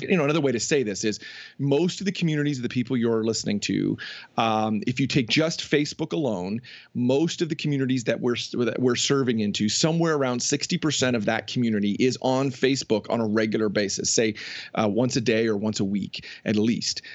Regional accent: just outside of Toronto, Ontario, Canada; moved away as an adult; also born or lived in New Jersey; I grew up just outside of Toronto

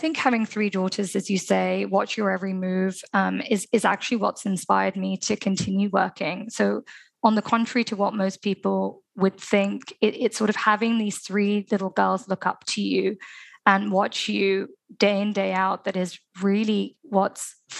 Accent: Dubai, United Arab Emirates; especially growing up in Dubai, where children have opportunities and access to so much, but also culturally. I'm from an Indian community where a lot of women haven't worked.

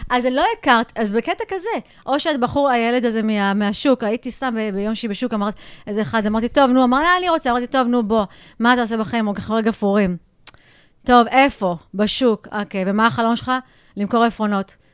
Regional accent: United States; also born or lived in India; now in Jerusalem, Israel; אני נולדתי לא בארץ, גלתי בארצות הברית

